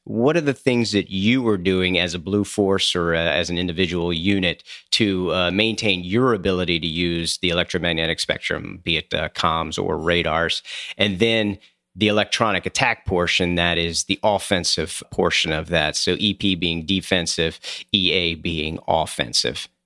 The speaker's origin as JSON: {"language": "English", "town": "Coatesville", "region": "Pennsylvania", "country": "United States", "tie": "born or raised there", "moved": "yes", "said": "grew up in a town called Coatesville, Pennsylvania"}